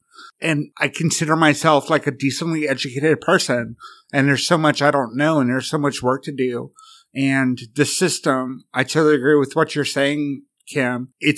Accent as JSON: {"language": "English", "region": "the South", "country": "United States", "tie": "born or raised there", "said": "I grew up in the South, and my community was predominantly Black, and it was segregated."}